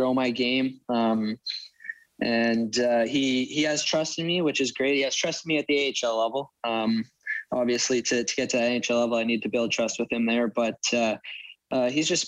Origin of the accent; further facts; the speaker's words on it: Edmonton, Alberta, Canada; also born or lived in Medicine Hat; I was a big Oilers fan. We used to have season tickets when I was growing up.